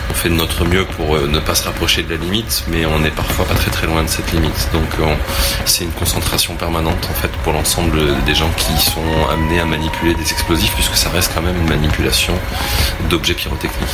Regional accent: Brittany, France; Magnifique, on est breton, on est venu

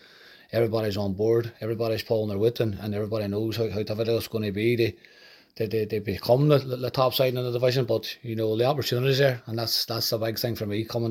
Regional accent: Derry, Northern Ireland, United Kingdom; Derry City, like I say, my hometown club

